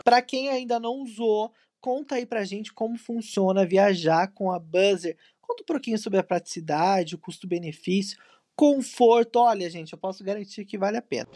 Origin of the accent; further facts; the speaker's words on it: São José dos Campos, São Paulo, Brazil; A gente que é do Vale do Paraíba, eu sou de São José